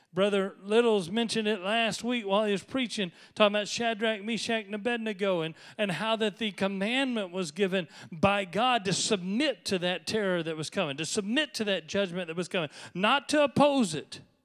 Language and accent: English; United States; I am devoutly American.